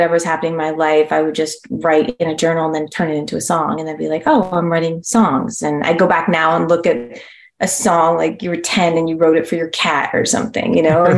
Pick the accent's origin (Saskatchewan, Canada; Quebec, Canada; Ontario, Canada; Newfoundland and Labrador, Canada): Ontario, Canada; Toronto; now in California, United States; I was in Toronto, Ontario.